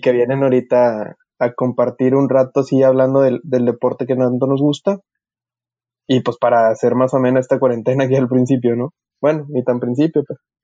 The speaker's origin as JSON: {"language": "Spanish", "country": "Mexico", "said": "como sociedad mexicana"}